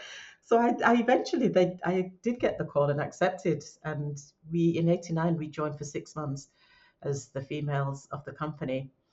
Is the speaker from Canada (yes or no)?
no; Leeds, Yorkshire and the Humber, United Kingdom; "Well, we're all from Leeds."